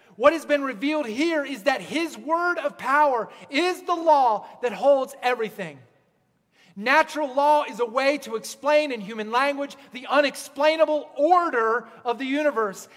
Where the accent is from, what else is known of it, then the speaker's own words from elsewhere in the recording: Pennsylvania, United States; moved away; also born or lived in Pacific Northwest; I grew up in Pennsylvania, and the Appalachian Mountains, they kind of just roll.